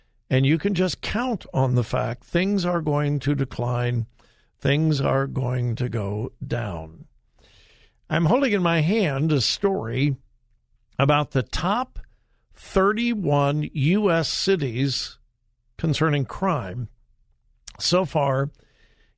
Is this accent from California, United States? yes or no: yes; Southern California, United States; I was born and raised in Southern California. I am a California boy